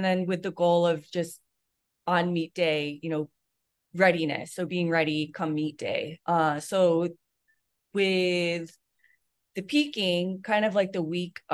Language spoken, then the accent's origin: English; New York, United States; now in California, United States; I'm from New York